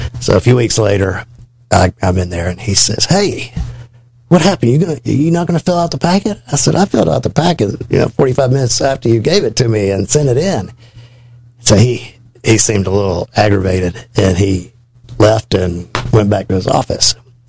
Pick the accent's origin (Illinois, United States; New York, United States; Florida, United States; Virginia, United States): Illinois, United States; Chicago; I grew up in Chicago, and I worked with the Teamsters Union.